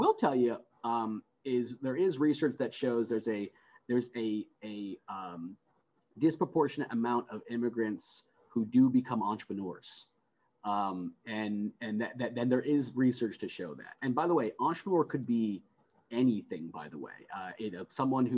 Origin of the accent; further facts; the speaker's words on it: United States; I was the first one born in the United States. And I was born in the United States, you know, a mere weeks after my mother was able to escape Iran.